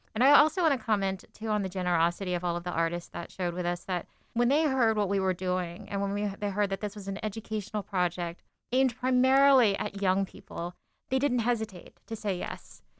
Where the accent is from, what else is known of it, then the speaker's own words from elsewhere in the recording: Seattle, Washington, United States; I was born in in Seattle, but my parents were immigrants from the Philippines